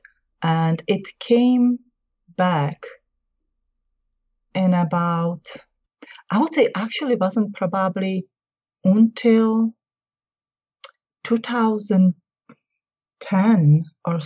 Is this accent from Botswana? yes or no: no; Czechia; English is a second language; moved away as an adult; now in South Carolina, United States; I was born in the former Czechoslovakia, now Czech Republic